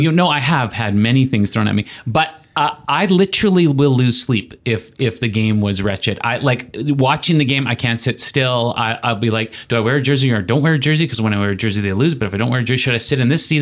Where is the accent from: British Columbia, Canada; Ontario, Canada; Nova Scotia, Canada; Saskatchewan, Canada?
Saskatchewan, Canada; moved away; Growing up in Saskatchewan